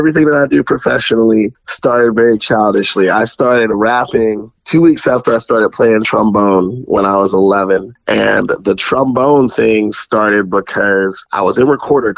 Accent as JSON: {"language": "English", "town": "Spanish Fort", "region": "Alabama", "country": "United States", "tie": "born or raised there", "also_born_or_lived": "Landstuhl, Germany / Tuscaloosa, Alabama", "moved": "as an adult", "lives_now": "Kansas City, United States", "said": "I was actually born in Landstuhl, Germany, but I was raised mostly in the suburbs of the Mobile, Alabama area"}